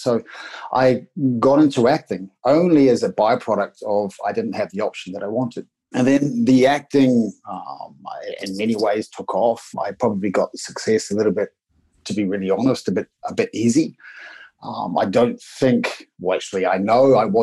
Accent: New Zealand; accent: Kiwi; now in Australia; I'm a Kiwi. This is a Kiwi accent.

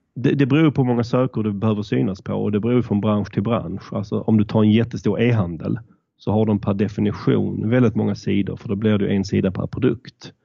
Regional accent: Malmö, Skåne, Sweden; accent: southern; moved away as an adult; also born or lived in Stockholm; som ni kanske hör så kommer jag söderifrån. Jag är född och uppvuxen i Malmö men flyttade till Stockholm för att plugga

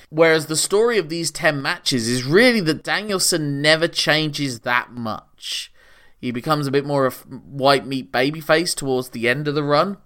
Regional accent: England, United Kingdom; as an Englishman

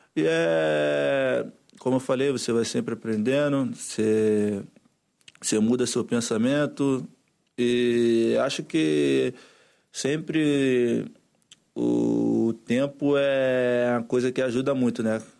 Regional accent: Brazil; moved away; eu como brasileiro

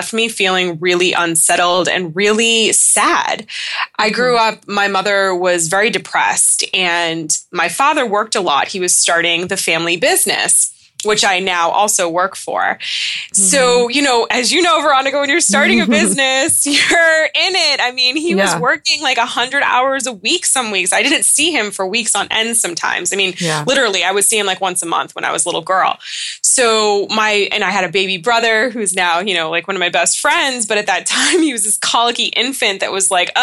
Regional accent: Southern New Hampshire, United States; also born or lived in Leland, North Carolina; I'm from Southern New Hampshire

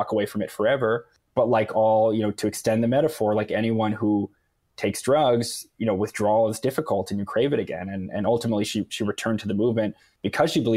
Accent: United States; also born or lived in Montreal

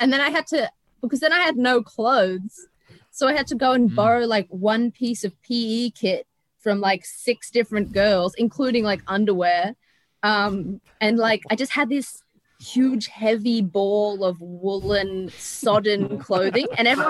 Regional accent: Toowoomba, Queensland, Australia; Queensland. Represent the womb.

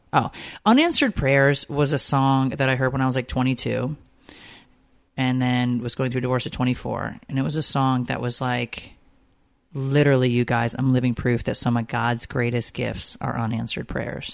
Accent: Connecticut, United States; moved away as an adult; also born or lived in Georgia; I grew up in Connecticut.

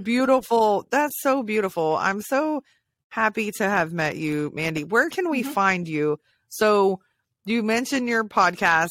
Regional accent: Hawaii, United States; I was born in Hawaii too

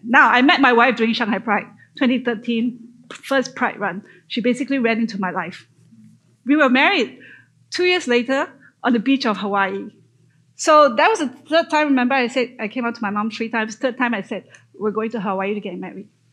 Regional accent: Malaysia; moved away as an adult; So I grew up in Malaysia, born and grew up in Malaysia.

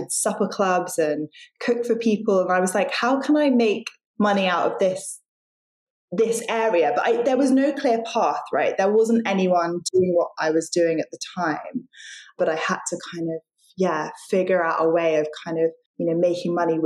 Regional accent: London, United Kingdom; moved away as an adult; also born or lived in Sydney, Australia; I grew up in London, but left and moved to Australia, to Sydney, and went to university there.

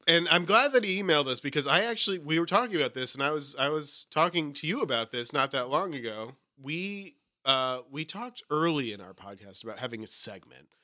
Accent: New England, United States; I'm from New England.

